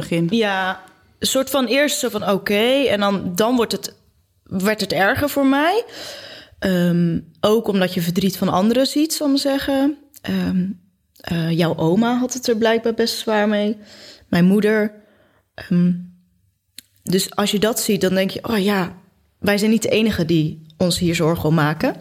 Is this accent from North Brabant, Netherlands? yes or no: no; Goes, Zeeland, Netherlands; wij komen allebei uit Goes